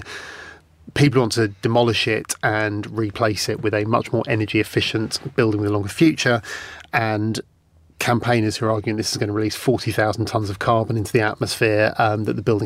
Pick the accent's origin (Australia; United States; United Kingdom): United Kingdom; London; I grew up in London as a teenager.